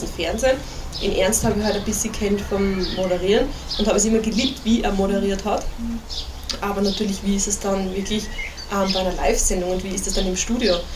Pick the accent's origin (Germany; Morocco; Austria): Austria; Styria; ich bin ja Steirerin